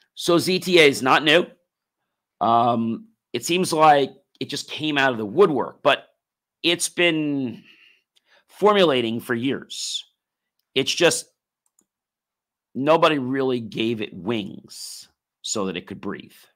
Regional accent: United States; we as American people

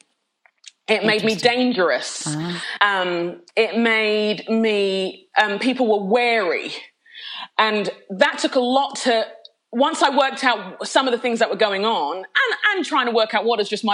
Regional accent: London, United Kingdom; accent: Londoner; moved away as an adult; now in United States; Being a Londoner, I think I'll always be a Londoner at heart. It was where I was born and raised for the most part.

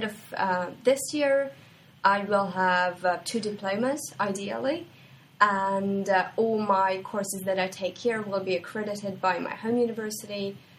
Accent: Hungary; moved away as an adult; now in Seinäjoki, Finland; I'm from Hungary, and I study International Business. I've been in Seinäjoki since September

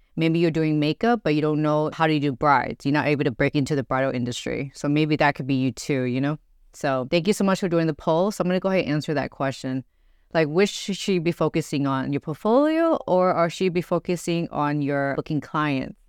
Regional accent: Grand Prairie, Texas, United States; also born or lived in Dallas; I was born and raised in Grand Prairie, but I was born in Dallas

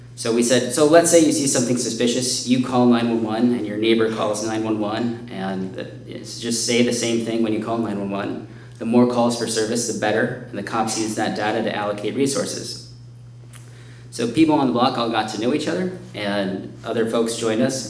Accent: Chicago, Illinois, United States; my hometown

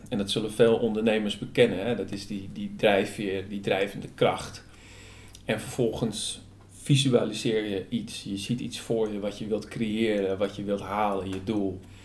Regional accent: Hoorn, North Holland, Netherlands; moved away as an adult; also born or lived in Utrecht; hier in Horen, waar ik ben opgegroeid en tegenwoordig weer woon.

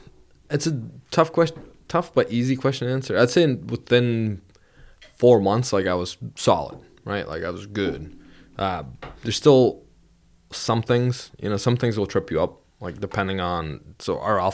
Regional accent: Vermont, United States; No, I'm from Vermont.

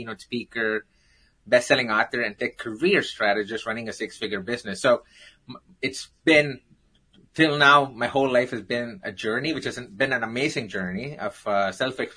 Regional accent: Chennai, Tamil Nadu, India; born or raised there; moved away

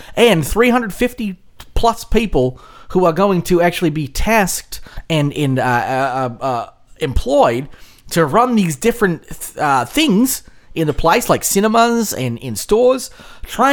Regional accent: Australia; I'm from Australia.

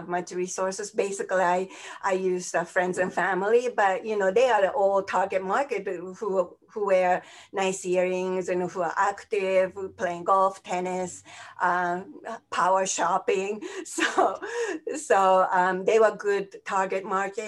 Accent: Tokyo, Japan; moved away as an adult; now in United States; I grew up in Tokyo

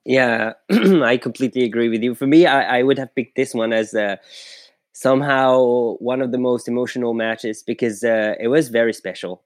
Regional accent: France; I'm from France

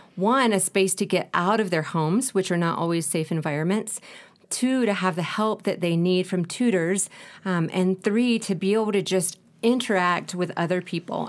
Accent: United States; moved away as an adult; now in Ecuador; I am from the States

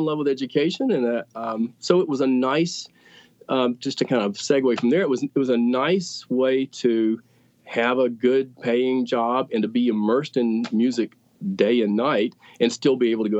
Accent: Greensboro, North Carolina, United States; And then I grew up in Greensboro and just happened to find a job.

